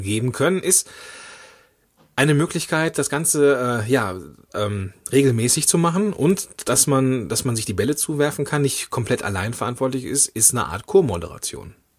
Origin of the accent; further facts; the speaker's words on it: Moers, North Rhine-Westphalia, Germany; moved away; ich komme ja ursprünglich aus Mörs im, am Niederrhein, das ist in der Nähe von Duisburg